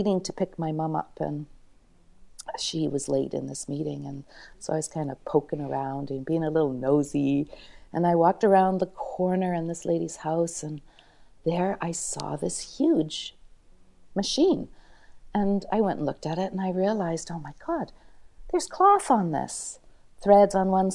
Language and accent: English; Thunder Bay, Ontario, Canada; I'm from Thunder Bay, Ontario